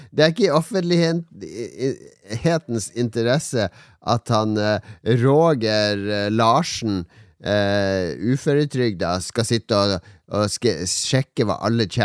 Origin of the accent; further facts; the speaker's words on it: Båtsfjord, Finnmark, Norway; also born or lived in Oslo; Jeg er fra Båtsfjorden.